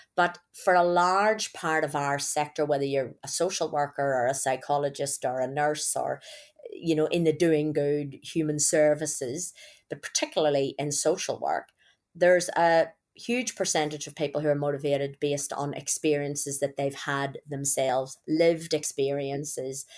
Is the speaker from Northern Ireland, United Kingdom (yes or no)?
yes; Northern Ireland, United Kingdom; accent: Irish; moved away as an adult; also born or lived in Belfast; now in Australia; growing up in Northern Ireland